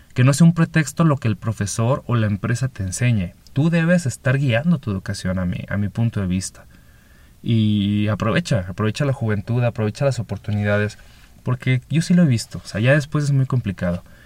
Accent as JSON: {"language": "Spanish", "region": "Chihuahua", "country": "Mexico", "tie": "born or raised there", "also_born_or_lived": "Mexico City / Pacific coast of Mexico", "moved": "as an adult", "said": "de mi ciudad natal, Chihuahua, me voy a Ciudad de México a vivir"}